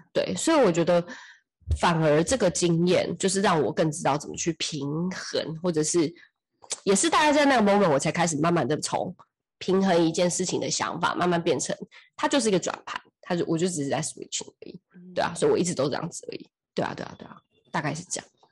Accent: Taiwan; moved away as an adult; also born or lived in United States; 其实我又不是在美国长大的，我明明就是所有的人生大部分都还是在台湾

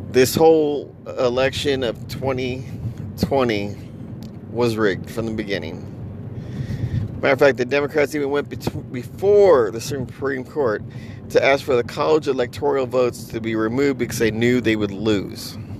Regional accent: United States; I, as an American

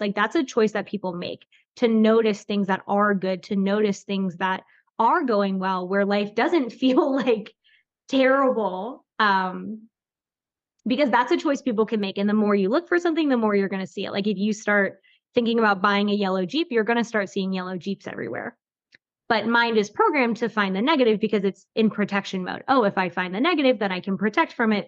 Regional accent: Florida, United States; now in North Carolina, United States; I grew up in Florida

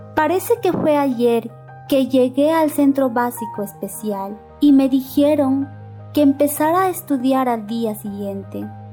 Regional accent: San Agustín, Echarati district, La Convención province, Cusco, Peru; Yo soy de la comunidad de San Agustín, del distrito de Charati, de la provincia de la Convención, del departamento del Cusco

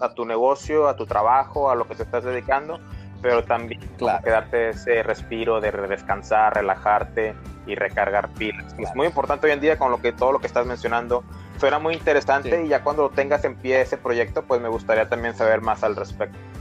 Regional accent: Brownsville, Texas, United States; Somos de Bronzeville, Texas, es ciudad fronteriza con México, entonces hablamos mucho español por acá.

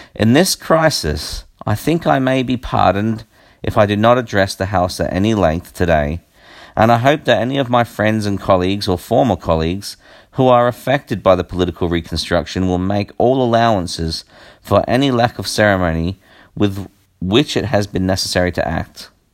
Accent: Australia; I am Australian

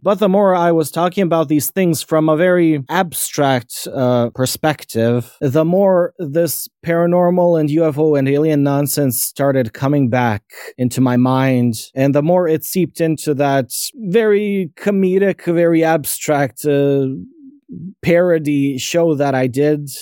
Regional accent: Bosnia & Herzegovina; I'm a nobody from Bosnia

